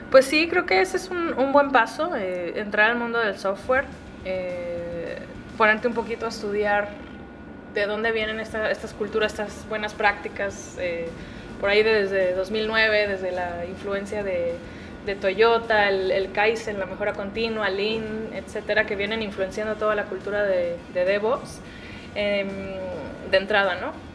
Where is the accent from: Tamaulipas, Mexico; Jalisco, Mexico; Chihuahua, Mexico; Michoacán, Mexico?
Jalisco, Mexico; Guadalajara; Yo soy de Guadalajara, 100% tapatía, tierra del mariachi y el tequila, orgullosamente